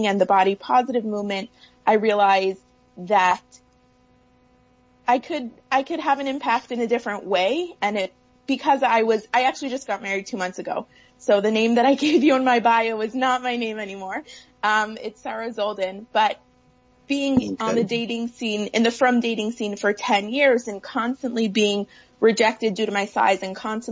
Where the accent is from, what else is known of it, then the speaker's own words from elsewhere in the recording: Toronto, Ontario, Canada; moved away as an adult; now in California, United States; I'm originally from Toronto. So when I was moving from Toronto to California